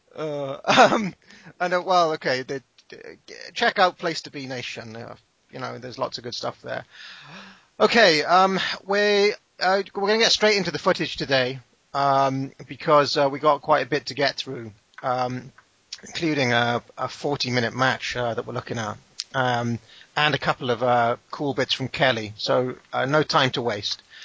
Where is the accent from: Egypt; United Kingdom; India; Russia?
United Kingdom; I'm British.